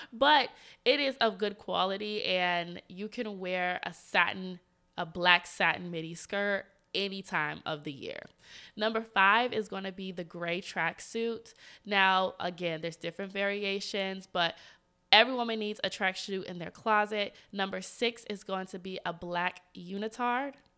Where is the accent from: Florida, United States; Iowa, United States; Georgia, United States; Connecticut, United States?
Georgia, United States; Atlanta; moved away as an adult; now in Washington, D.C., United States; I'm from Atlanta and I went to college at Georgia State